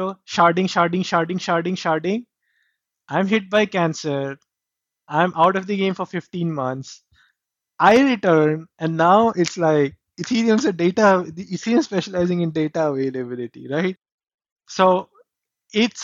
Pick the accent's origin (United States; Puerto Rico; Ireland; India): India; I grew up in India.